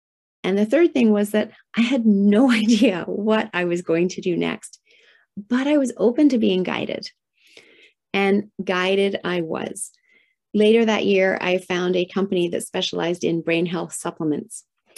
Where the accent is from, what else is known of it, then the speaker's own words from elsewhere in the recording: Tokyo, Japan; And I was raised in Tokyo, Japan in the 1970s. Heyday of manufacturing plants spewing out toxins into the atmosphere.